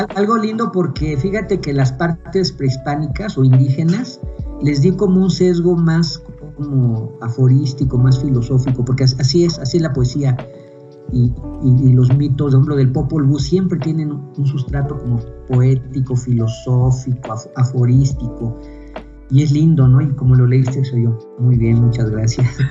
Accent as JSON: {"language": "Spanish", "country": "Mexico", "also_born_or_lived": "Taxco, Guerrero (grandfather's town)"}